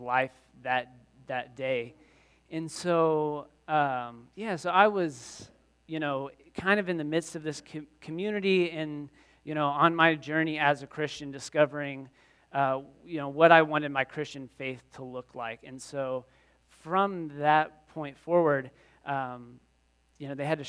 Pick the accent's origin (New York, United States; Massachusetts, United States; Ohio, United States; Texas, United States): Texas, United States; Waco; moved away as an adult; also born or lived in Pasadena; I grew up in Waco, so it's a college town, Baylor University